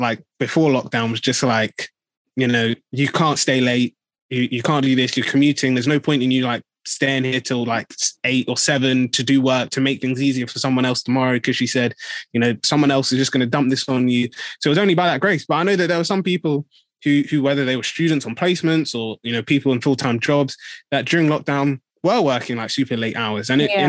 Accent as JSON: {"language": "English", "country": "Nigeria", "said": "So how can, you know, I be saying that, you know, as a Nigerian, this is what I'm going through."}